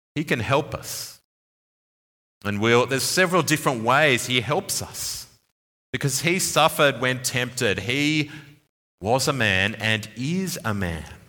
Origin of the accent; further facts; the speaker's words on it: Sydney, New South Wales, Australia; moved away; my hometown, uh, Sydney